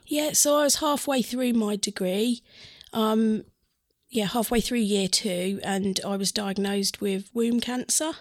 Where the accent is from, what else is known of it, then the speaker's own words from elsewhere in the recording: Stowupland, East of England, United Kingdom; I grew up in Stowe Upland